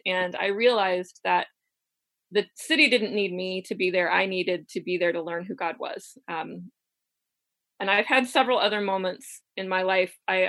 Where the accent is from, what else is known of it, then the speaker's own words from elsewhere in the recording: Ohio, United States; So I grew up in Appalachian section of Southeast Ohio, and my family roots are there back generations.